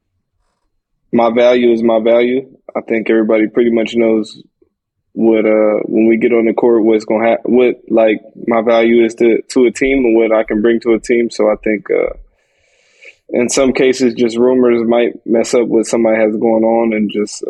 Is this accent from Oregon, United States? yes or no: yes; Portland, Oregon, United States; I'm from Portland